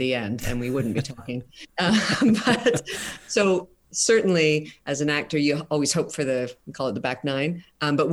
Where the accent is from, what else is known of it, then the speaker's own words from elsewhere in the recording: Canada; We pass as American, but we all are proudly Canadian.